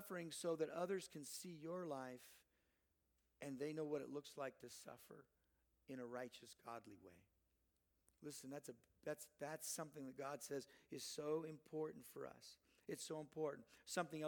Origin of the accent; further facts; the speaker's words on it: Southern California, United States; I grew up down in Southern California.